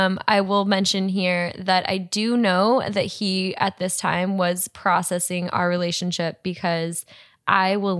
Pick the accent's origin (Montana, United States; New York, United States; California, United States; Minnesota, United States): Montana, United States; moved away; I grew up in Montana, traveled a bit, but like I've never really lived in a city before.